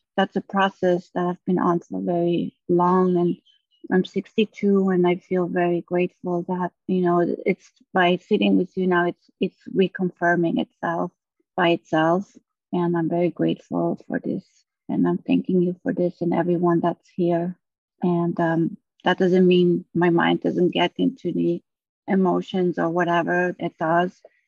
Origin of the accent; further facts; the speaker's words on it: Maui, Hawaii, United States; From Hawaii.